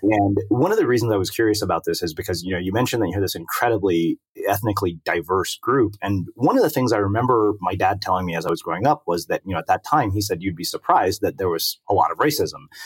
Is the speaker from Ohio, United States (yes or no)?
no; Texas, United States; moved away; I grew up in Texas